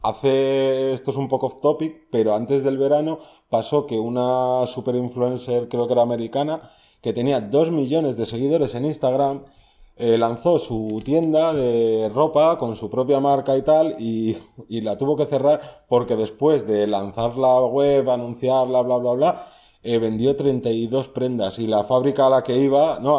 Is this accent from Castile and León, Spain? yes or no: no; Madrid, Community of Madrid, Spain; Yo soy de Madrid.